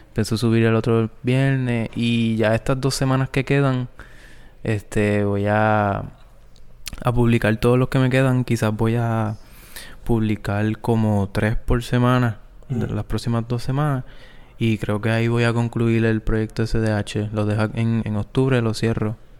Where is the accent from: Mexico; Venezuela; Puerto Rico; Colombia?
Puerto Rico; Guayanilla; antes de salir de mi pueblo Guayanilla para Mayagüez